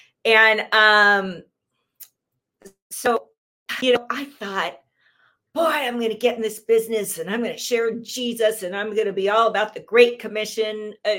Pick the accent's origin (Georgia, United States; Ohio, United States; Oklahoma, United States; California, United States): California, United States; Southern; I was born and raised in Southern California.